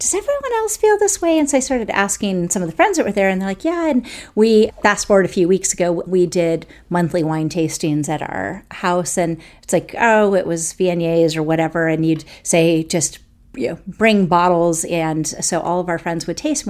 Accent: United States; moved away; also born or lived in France; my story as an American working with the French

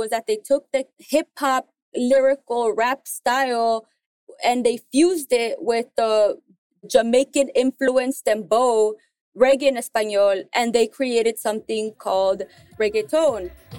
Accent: Mexico; There's something, at least, I mean, in Mexico that we call the third root, meaning that we have a indigenous community

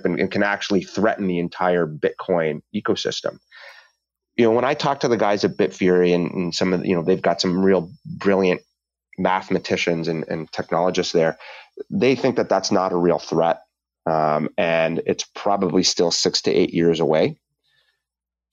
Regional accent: Canada; as a Canadian

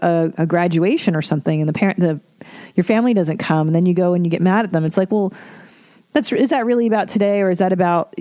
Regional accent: Ontario, Canada; fellow Ontarian.

